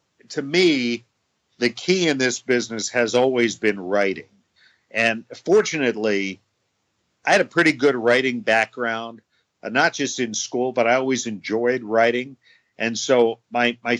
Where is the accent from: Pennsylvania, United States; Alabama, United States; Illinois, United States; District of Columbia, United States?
District of Columbia, United States; Washington; moved away as an adult; now in Chicago, United States; my hometown of Washington, D.C.